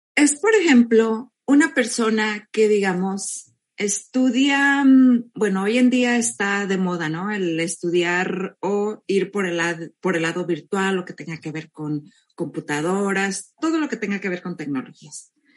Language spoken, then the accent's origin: Spanish; Mexico; now in California, United States; yo soy mexicana, vivo en California